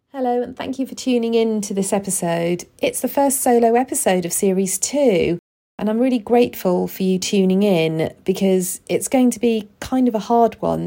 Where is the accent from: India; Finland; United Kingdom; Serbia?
United Kingdom; I was born and raised in the U K